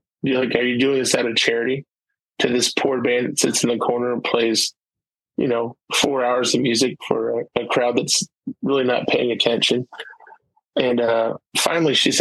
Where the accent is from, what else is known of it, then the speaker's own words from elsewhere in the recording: Springfield, Illinois, United States; moved away; my hometown, Springfield, Illinois